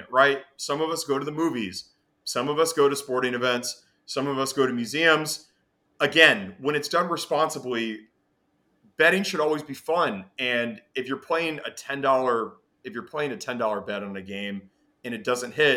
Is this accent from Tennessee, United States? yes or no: yes; Nashville, Tennessee, United States; also born or lived in Detroit, United States / Chicago, United States; now in New York, United States; I was raised in Nashville